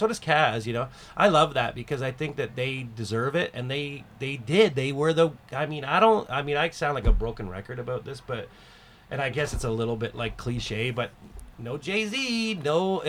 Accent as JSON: {"language": "English", "country": "Canada", "said": "And I think that perspective of being a Canadian and being an outsider, it helped."}